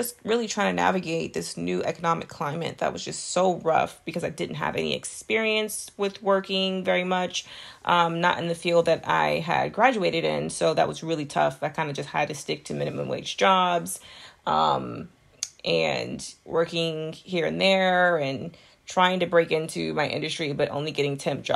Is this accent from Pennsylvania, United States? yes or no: no; Texas, United States; moved away; also born or lived in Florida; I was from Texas and living in Florida